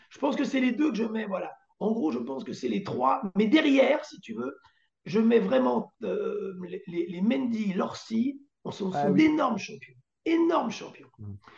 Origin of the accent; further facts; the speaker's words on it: Antony, Île-de-France, France; je viens d'Antony et j'allais voir le Parc des Princes depuis l'âge de 10-12 ans